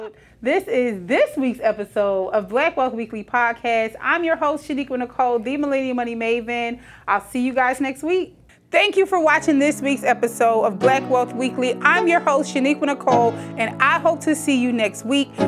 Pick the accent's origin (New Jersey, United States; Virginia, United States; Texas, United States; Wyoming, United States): New Jersey, United States; Trenton; moved away; I was born in Trenton, New Jersey.